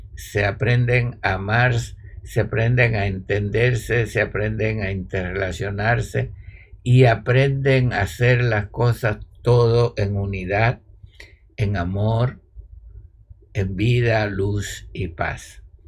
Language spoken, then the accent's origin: Spanish; Cuba; yo soy cubano, los cubanos decimos candela